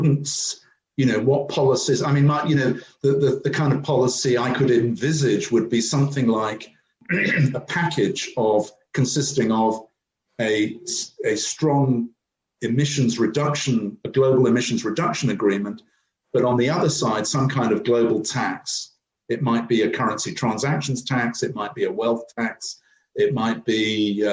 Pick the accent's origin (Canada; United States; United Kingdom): United Kingdom